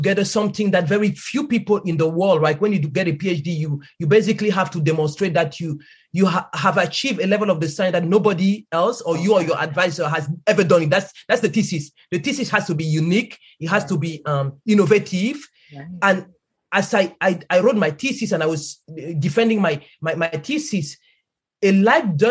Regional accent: Cameroon; moved away; I grew up in Cameroon

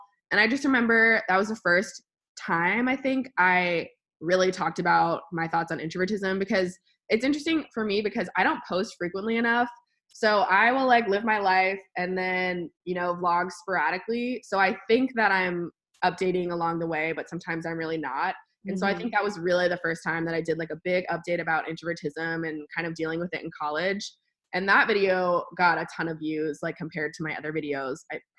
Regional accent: Alaska, United States; because I was from Alaska and I knew, I was like 12 or whatever, but I knew that the things that people did in Alaska were just cooler.

